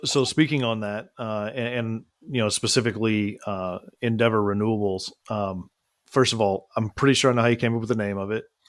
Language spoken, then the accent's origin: English; Midland, Texas, United States; I was born and raised in Midland, Texas